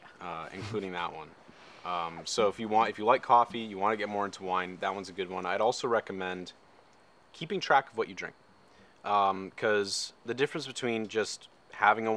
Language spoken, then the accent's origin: English; London, Ontario, Canada; moved away as an adult; also born or lived in Oakville, Ontario; I'm from London, Ontario